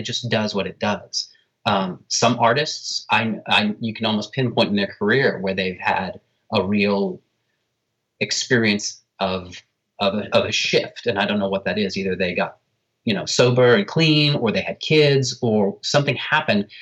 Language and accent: English; New York City, New York, United States; as a New Yorker